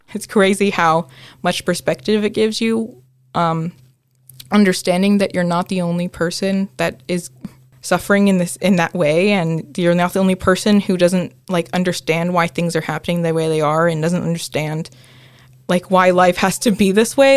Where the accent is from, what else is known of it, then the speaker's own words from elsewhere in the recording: United States; I'm a first generation Filipino-American. Um, so my mom was born in the Philippines and my dad is from here in the U S